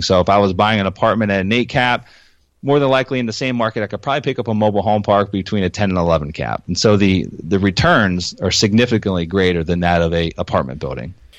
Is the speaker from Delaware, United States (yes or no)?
no; Pennsylvania, United States; moved away as an adult; now in Florida, United States; I moved down to Florida from Pennsylvania, where I was raised